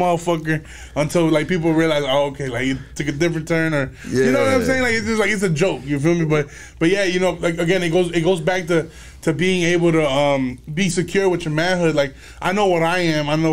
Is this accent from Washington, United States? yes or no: no; Chicago, Illinois, United States; also born or lived in Aurora, Illinois; I'm from Chicago, the Midwest